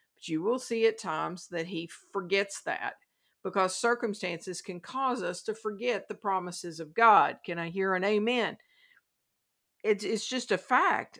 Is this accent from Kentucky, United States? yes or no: yes; Kentucky, United States; my home state of Kentucky